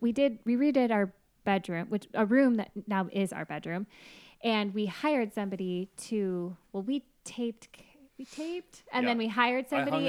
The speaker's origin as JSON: {"language": "English", "region": "Washington", "country": "United States", "said": "I'm from Washington."}